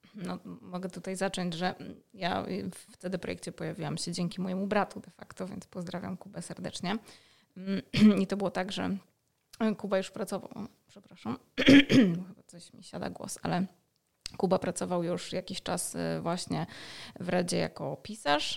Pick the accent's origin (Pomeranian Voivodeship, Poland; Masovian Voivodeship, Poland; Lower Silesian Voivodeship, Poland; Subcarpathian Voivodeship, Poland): Masovian Voivodeship, Poland; Warsaw; jestem z Warszawy